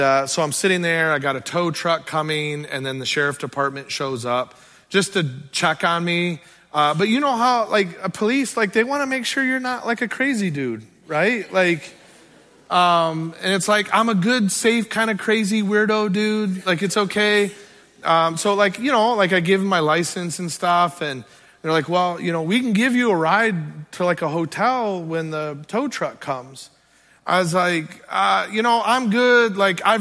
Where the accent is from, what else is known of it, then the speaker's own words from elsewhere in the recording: Sturgis, United States; I was born and raised in the Sturgis area